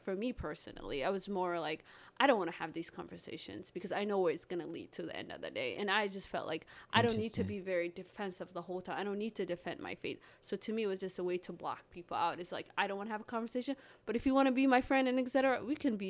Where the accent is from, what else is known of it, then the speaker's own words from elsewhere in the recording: Minneapolis, Minnesota, United States; also born or lived in Somalia / Kenya; I grew up in Minneapolis